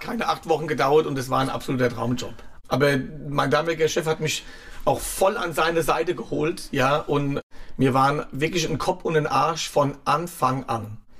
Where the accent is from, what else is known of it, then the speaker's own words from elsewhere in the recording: Klein-Winternheim, Rhineland-Palatinate, Germany; also born or lived in Wiesbaden / Saulheim / Ingelheim; now in Schwabenheim, Germany; Die Kindheit war in Reuhesse, genau. Ja. In Kleinwindernheim und Saulheim, dann Ingelheim und jetzt Schwabenheim